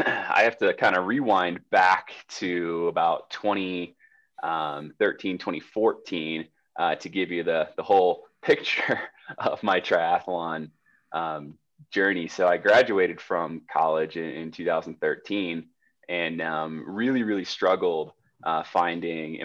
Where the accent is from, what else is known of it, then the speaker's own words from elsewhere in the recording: Jacksonville, Florida, United States; now in Colorado Springs, United States; I grew up in Jacksonville, Florida